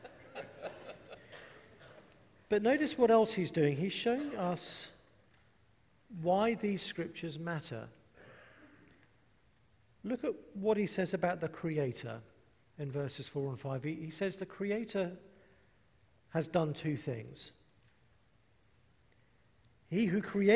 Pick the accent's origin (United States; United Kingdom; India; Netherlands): United Kingdom; England; I'm English